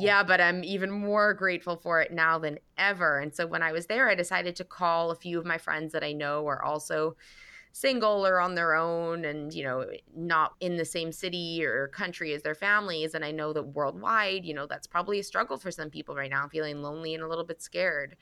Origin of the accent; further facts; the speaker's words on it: Vancouver, British Columbia, Canada; moved away as an adult; also born or lived in London / Toronto / Los Angeles; now in New York City, United States; I grew up in Vancouver